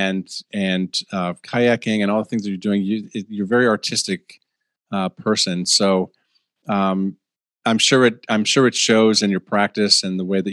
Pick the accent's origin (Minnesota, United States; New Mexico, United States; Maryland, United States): Minnesota, United States; I'm from Minnesota